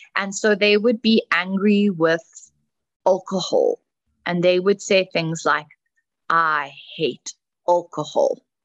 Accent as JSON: {"language": "English", "country": "South Africa", "moved": "yes", "said": "I come from South Africa, old country"}